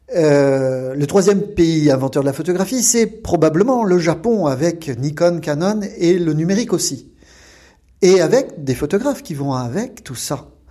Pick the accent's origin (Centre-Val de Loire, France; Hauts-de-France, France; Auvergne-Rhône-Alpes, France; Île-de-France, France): Auvergne-Rhône-Alpes, France; Lyon; moved away as an adult; now in Japan; Je suis lyonnais